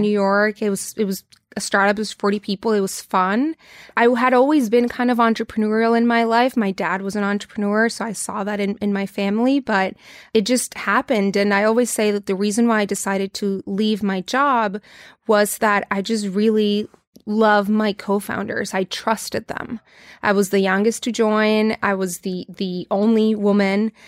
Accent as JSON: {"language": "English", "town": "Tijuana", "region": "Baja California", "country": "Mexico", "tie": "born or raised there", "said": "I grew up in Tijuana, Mexico, so I'm hundred percent Mexican, grew up in the border."}